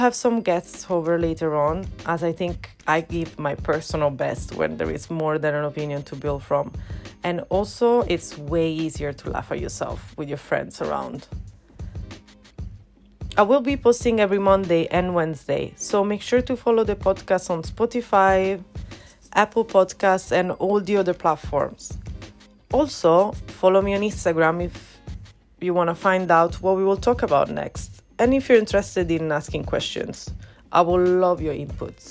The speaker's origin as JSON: {"language": "English", "town": "Rome", "region": "Lazio", "country": "Italy", "second_language": "English", "moved": "as an adult", "lives_now": "London, United Kingdom", "said": "I'm originally from Rome, which is the reason why you can hear an accent and sometimes a little bit of a struggle."}